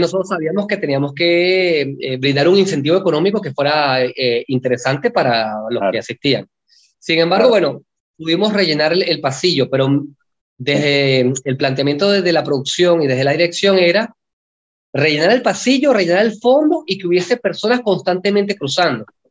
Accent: Venezuela; moved away as an adult; now in Buenos Aires, Argentina; yo, que soy extranjero, que soy venezolano

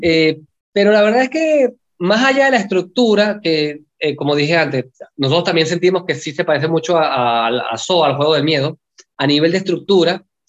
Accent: Venezuela; moved away as an adult; now in Buenos Aires, Argentina; yo, que soy extranjero, que soy venezolano

